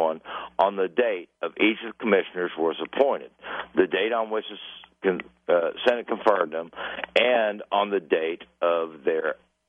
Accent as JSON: {"language": "English", "area": "Lexington area", "region": "Kentucky", "country": "United States", "tie": "born or raised there", "also_born_or_lived": "Minnesota", "moved": "as an adult", "said": "I grew up where St. Joseph East Hospital with the Bluegrass League"}